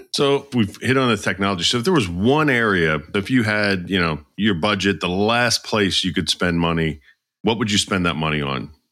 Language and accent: English; outside of Philadelphia, Pennsylvania, United States; I grew up outside of Philly